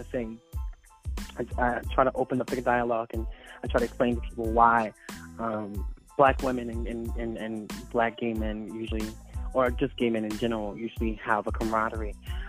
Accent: Philadelphia, Pennsylvania, United States; although I'm from Philadelphia, a lot of times I didn't grow up within the inner city.

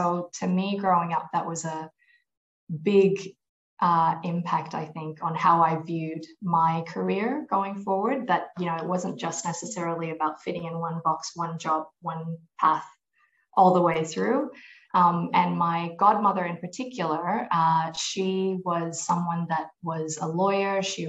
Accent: Malaysia; born there; also born or lived in United States / New Zealand; I was born in Malaysia. I grew up through a combination of the US, Malaysia, and then New Zealand.

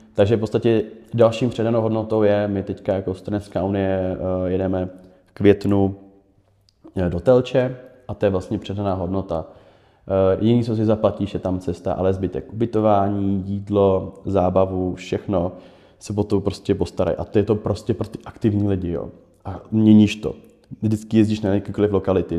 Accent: Prague, Czechia; já jsem Pražák

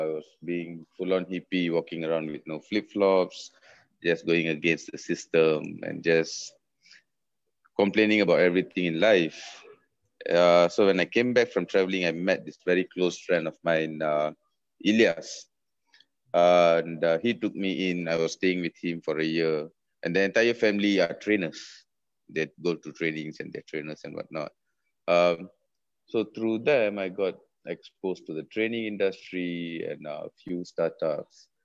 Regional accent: Malaysia; moved away; that's Malaysia. That's being a Malaysian

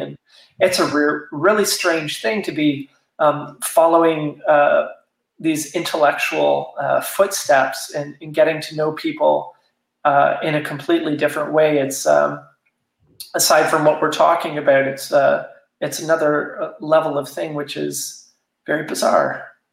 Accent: Toronto, Ontario, Canada; moved away as an adult; now in Wellington, Canada; I grew up in Toronto, but I've been living in, in this area of small towns for the last 20 years, essentially.

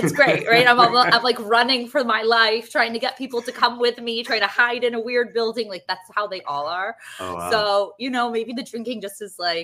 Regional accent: New York City, New York, United States; I'm from New York City

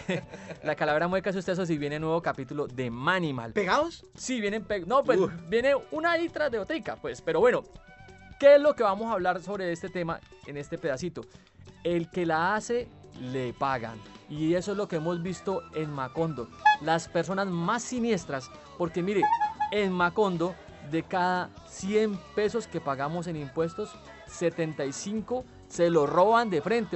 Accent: Cali, Valle del Cauca, Colombia; nuestro Cal y nuestro Valle

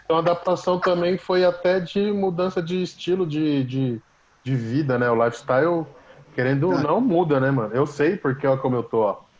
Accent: Brazil; sou do Brasil

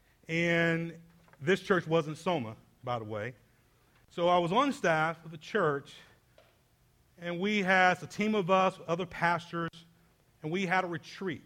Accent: Atlanta, Georgia, United States; I grew up inner city in Atlanta

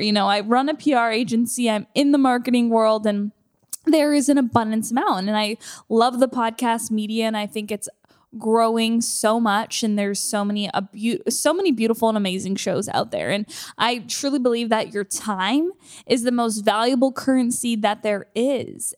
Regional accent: Canada; moved away as an adult; now in United States; being a Canadian moving here and not having anything

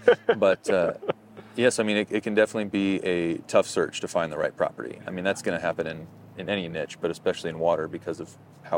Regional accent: Josephine County, Oregon, United States; I'm from Josephine County. I've spent more time on the Rogue River and in the North Valley at Grants Pass

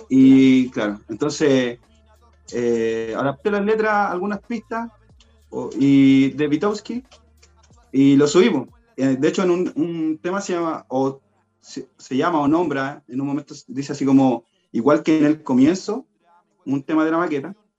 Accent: Buin, Santiago Metropolitan Region, Chile; yo también soy de la, comuna de Win, soy de Alto Jahuel

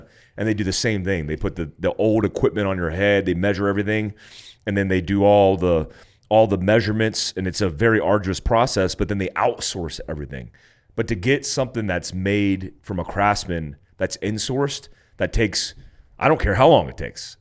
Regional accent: Florida, United States; also born or lived in California; me growing up in Florida, born in Cali, growing up in Florida, like I grew up in flip flops.

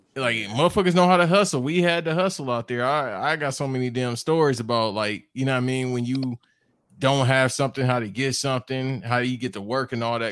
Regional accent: Los Angeles, California, United States; I grew up listening to more Southern rap, even though I was born

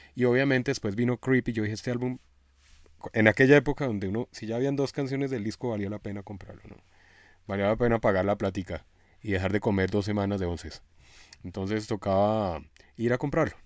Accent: Colombia; como buen colombiano

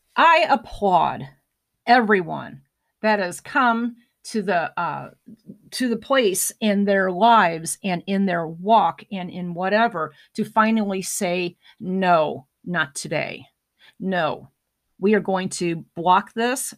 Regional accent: United States; as an American

